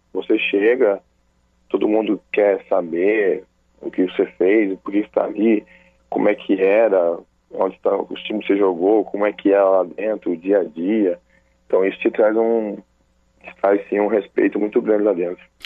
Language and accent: Portuguese; Cornélio Procópio, Paraná, Brazil; now in Araras, Brazil; Sou de Cornélio Procópio, Paraná.